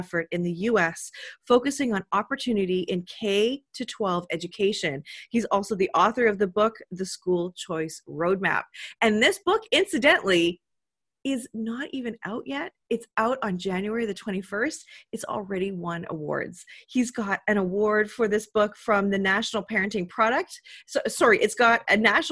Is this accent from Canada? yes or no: yes; Canada; I'm Canadian